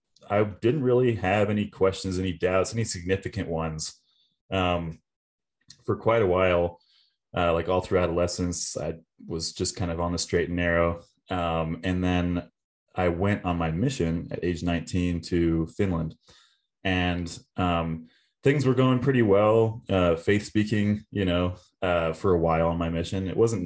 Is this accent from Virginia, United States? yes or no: yes; Virginia, United States; So we kind of moved around a lot. I call Virginia home mainly. So I grew up on the East Coast.